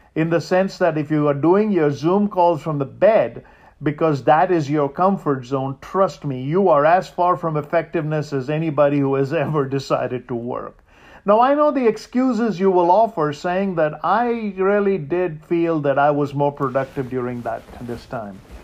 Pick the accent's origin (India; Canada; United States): India; moved away; I grew up in India